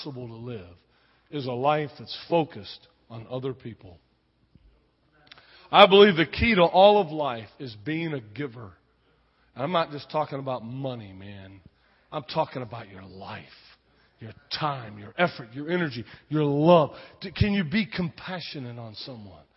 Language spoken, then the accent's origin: English; Texas, United States; moved away; also born or lived in Spain; I grew up down in Texas